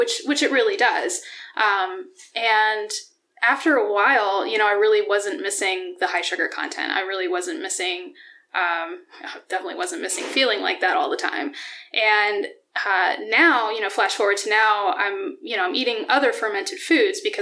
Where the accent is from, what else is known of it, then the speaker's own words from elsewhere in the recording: Dallas, Pennsylvania, United States; moved away as an adult; also born or lived in Colorado; now in Allentown, United States; I grew up in Pennsylvania. I grew up an hour north of here, outside of Wilkes-Barre